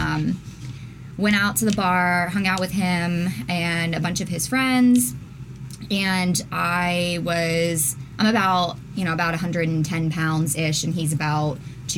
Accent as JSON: {"language": "English", "town": "Charleston", "region": "West Virginia", "country": "United States", "tie": "born or raised there", "also_born_or_lived": "Teays Valley, West Virginia", "moved": "yes", "lives_now": "Columbus, United States", "said": "I was born in Charleston, West Virginia."}